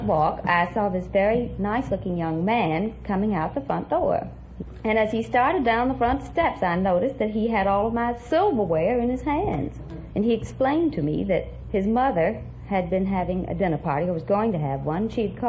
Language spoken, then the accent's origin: English; Corsicana, Texas, United States; Corsicana, Texas.